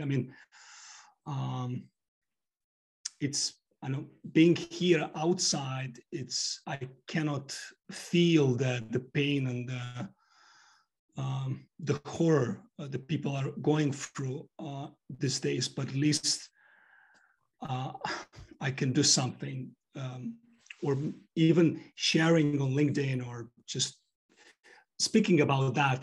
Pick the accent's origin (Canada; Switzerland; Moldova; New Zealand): Moldova; also born or lived in United States / United Kingdom; now in London, United Kingdom; I was born in Moldova